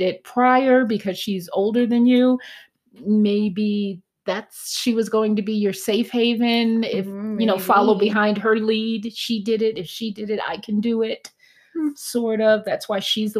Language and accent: English; East Coast, United States; I'm from the East Coast.